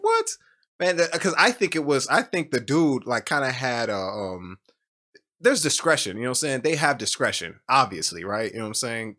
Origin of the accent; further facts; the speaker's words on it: United States; I'm from America